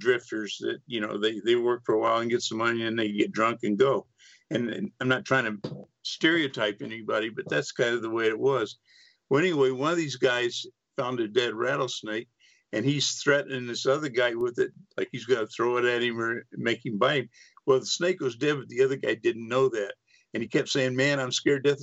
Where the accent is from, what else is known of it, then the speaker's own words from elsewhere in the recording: Freeport, Texas, United States; I grew up in East Texas on the Gulf Coast